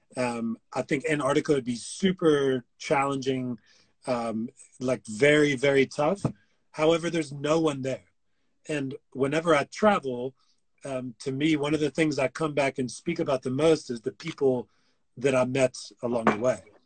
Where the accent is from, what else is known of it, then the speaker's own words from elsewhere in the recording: United States; being an American